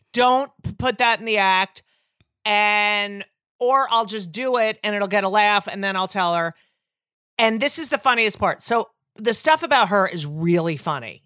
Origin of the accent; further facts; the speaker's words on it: Clark, New Jersey, United States; also born or lived in Newark, New Jersey / Elizabeth, New Jersey; I grew up in New Jersey